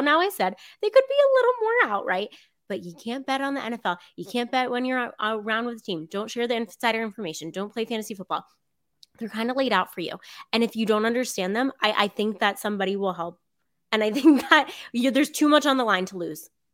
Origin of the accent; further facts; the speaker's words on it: South Florida, United States; I grew up in South Florida